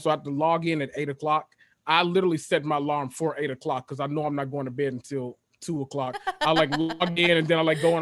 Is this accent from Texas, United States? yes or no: no; Memphis, Tennessee, United States; moved away as an adult; I am from Memphis, Tennessee, born and raised.